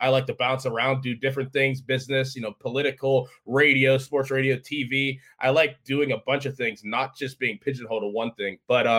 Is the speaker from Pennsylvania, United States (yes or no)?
yes; Walden Woods, Pennsylvania, United States; So I grew up in Walden Woods. It's in West Allegheny.